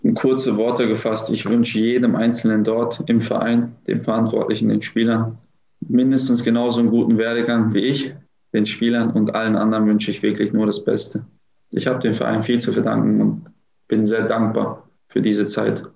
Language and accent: German; Gelsenkirchen, North Rhine-Westphalia, Germany; also born or lived in Herten; now in Düsseldorf, Germany; aufgewachsen bin ich in Gelsenkirchen-Bur. Ich bin nur ähm, geboren